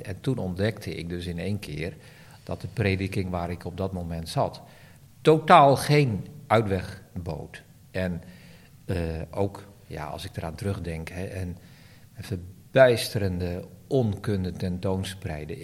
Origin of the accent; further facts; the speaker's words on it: Barneveld, Gelderland, Netherlands; ik groeide op in Barneveld